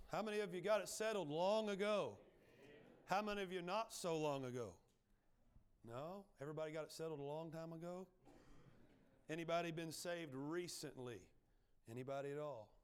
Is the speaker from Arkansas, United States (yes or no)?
yes; Arkansas, United States; moved away; I grew up in Arkansas. You can probably tell that by, uh, the, uh, uh, speech impediment.